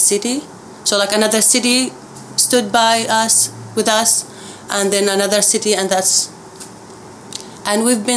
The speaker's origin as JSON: {"language": "English", "town": "Daraa", "region": "Daraa Governorate", "country": "Syria", "tie": "born or raised there", "also_born_or_lived": "Abu Dhabi, UAE", "moved": "yes", "said": "I lived in Daraa, south Syria. It's a small city, so it's like about 600,000 people"}